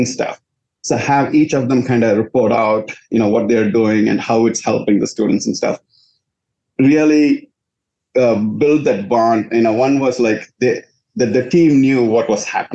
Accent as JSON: {"language": "English", "country": "India", "tie": "born or raised there", "also_born_or_lived": "Louisiana, United States", "moved": "as an adult", "lives_now": "United States", "said": "I was born in India"}